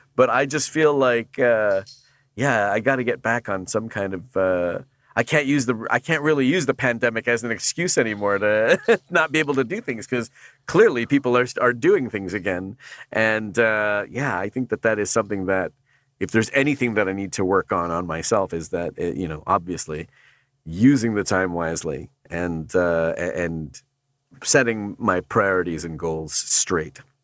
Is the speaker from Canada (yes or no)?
yes; Canada; now in United States; being a Canadian